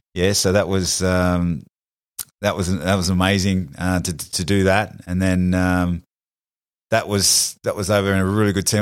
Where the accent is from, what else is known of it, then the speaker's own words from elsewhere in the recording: New South Wales, Australia; we're from New South Wales